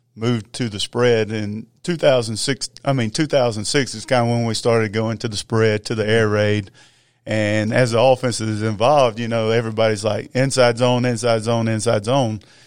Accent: Gainesville, Georgia, United States; I grew up in Gainesville. Uh, I'm a product of Big Red

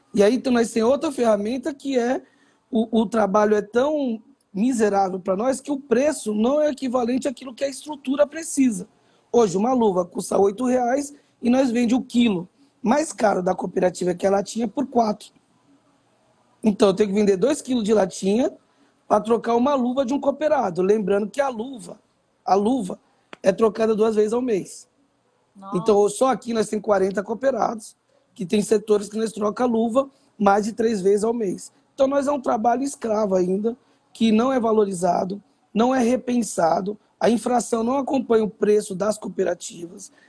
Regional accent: São Paulo, Brazil; morador da favela da Vila Prudente, favelado da Gema, uma das favelas mais antigas de São Paulo

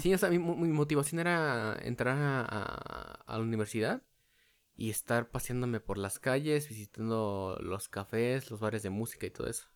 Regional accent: State of Mexico, Mexico; yo soy alguien del Estado de México

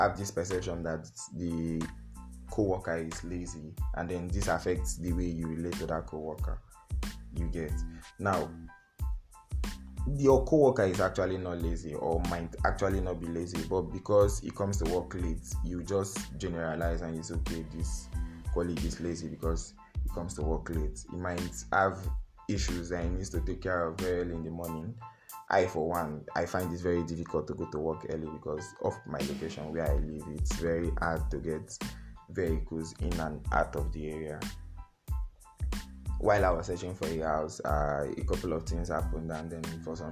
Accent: Niger Delta, Rivers State, Nigeria; you are from the south, you are from River State

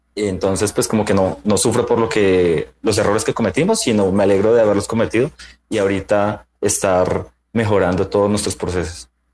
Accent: Bogotá, Colombia; soy bogotano

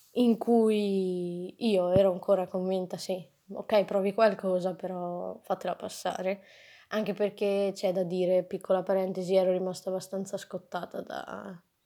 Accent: Pordenone, Friuli-Venezia Giulia, Italy; moved away; also born or lived in Trento; sono di Pordenone, nessuno sa dove sia

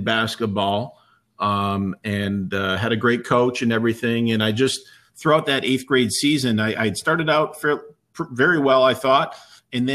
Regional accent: Heuvelton, New York, United States; growing up in Heuvelton

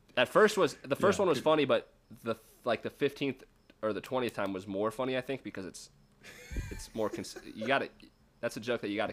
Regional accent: Lead, South Dakota, United States; moved away; I grew up in Lead, and it's like a mining town.

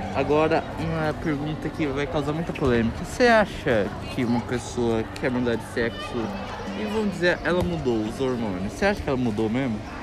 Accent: Brazil; Eu nasci no Brasil

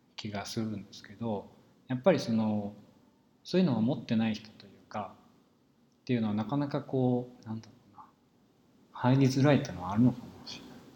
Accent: rural Saitama, Japan; 僕は埼玉の田舎で育っですけど

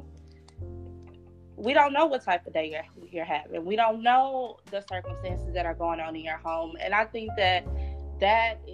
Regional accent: Little Rock, Arkansas, United States; I was born and raised in Little Rock, Arkansas, back in 94

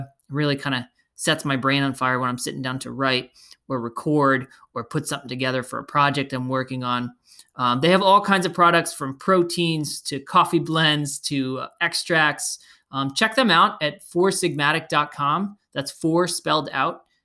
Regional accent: Belmar, New Jersey, United States; here in my hometown, Belmar, New Jersey

